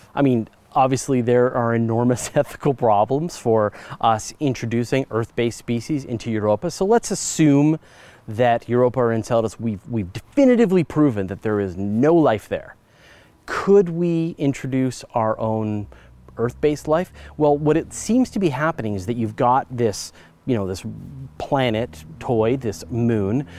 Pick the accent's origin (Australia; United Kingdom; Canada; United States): Canada; I'm Canadian